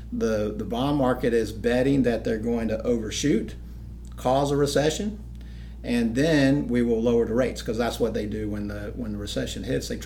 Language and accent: English; Charleston, South Carolina, United States; now in Anderson, United States; actually grew up in Charleston for the most part. My dad's in the military, but I, I tell everybody I grew up in Charleston.